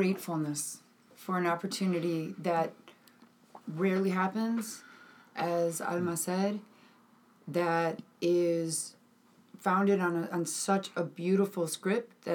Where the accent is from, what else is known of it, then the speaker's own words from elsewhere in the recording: Midwest, United States; I was brought up in the Midwest